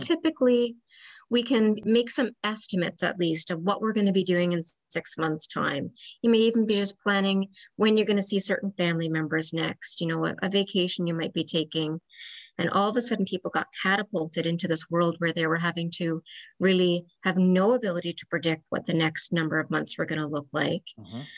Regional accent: Newfoundland and Labrador, Canada; moved away as an adult; also born or lived in Ontario / St. John's; I'm originally from Newfoundland and moved back to Newfoundland about 10 years ago.

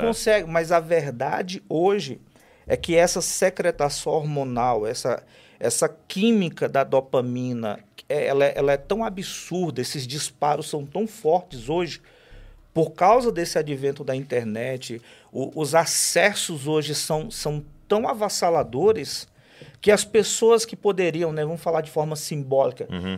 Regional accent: Fortaleza, Ceará, Brazil; eu sou natural de Fortaleza

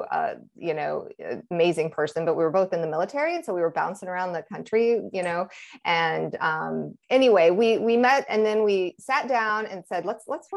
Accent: Nebraska, United States; I am originally from Nebraska, the middle of Nebraska, which is a farming community. Growing up, we had meals that consisted of meat and dairy

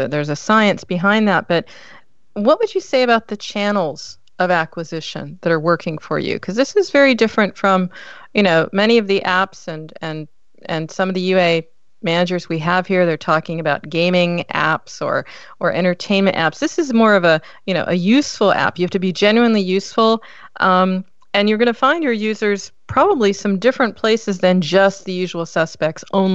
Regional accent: United States; now in Europe; I'm American, but I'm living in Europe

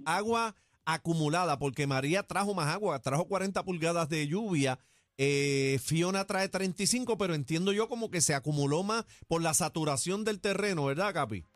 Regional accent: Rincón, Puerto Rico; yo soy del área oeste, yo soy de Rincón

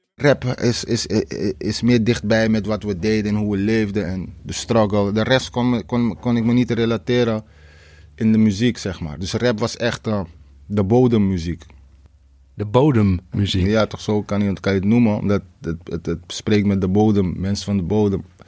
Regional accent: Amsterdam, North Holland, Netherlands; Ik kom uit Krijnest.

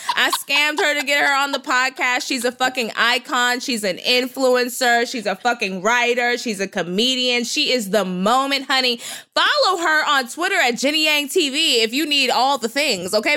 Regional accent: Texas, United States; I'm from Texas

